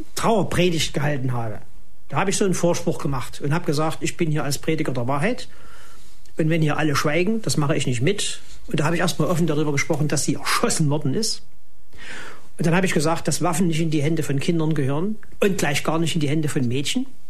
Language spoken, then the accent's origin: German; East Germany, Germany; bei uns in der DDR